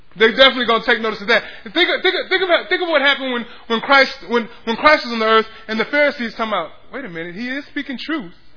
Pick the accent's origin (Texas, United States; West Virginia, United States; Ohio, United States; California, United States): Texas, United States; Pflugerville; I grew up in Pflugerville